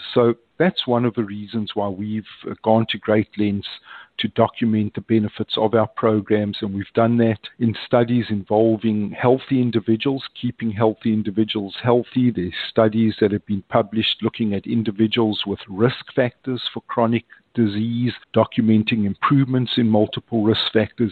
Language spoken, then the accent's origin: English; Johannesburg, Gauteng, South Africa; moved away as an adult; now in United States; I'm originally from Johannesburg in South Africa, moved to the United States in 1987